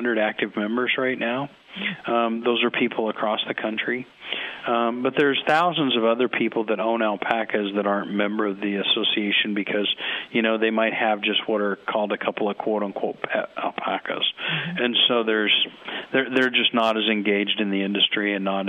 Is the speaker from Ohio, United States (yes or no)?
no; Nebraska, United States; I'm from Nebraska